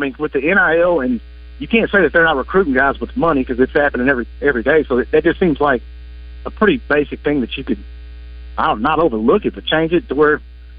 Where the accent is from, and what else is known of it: Little Rock, Arkansas, United States